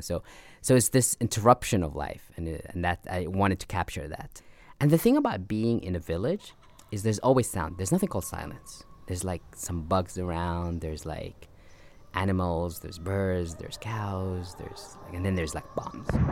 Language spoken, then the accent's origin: English; Abu Dhabi, United Arab Emirates; also born or lived in Sudan; we moved to United Arab Emirates, and I grew up in Abu Dhabi